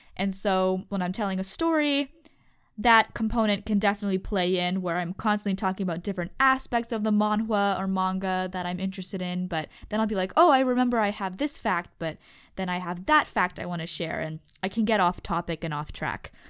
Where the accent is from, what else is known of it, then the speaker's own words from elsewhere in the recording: United States; accent: American English; I'm from the United States, currently in the United States, uh, speaking American English